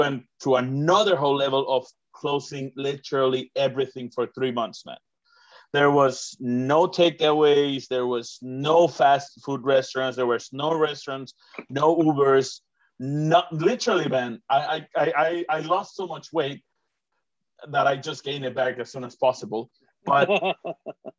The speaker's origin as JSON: {"language": "English", "town": "Tonalá", "region": "Jalisco", "country": "Mexico", "accent": "Mexican", "first_language": "Spanish", "second_language": "English", "moved": "as an adult", "lives_now": "New Zealand", "said": "I'm from Guadalajara, but we're from a part that is called Tonalá"}